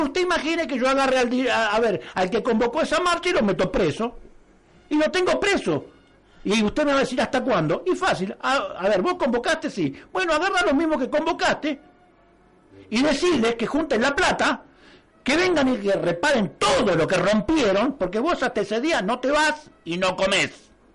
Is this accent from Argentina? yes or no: yes; Argentina; nosotros somos Argentina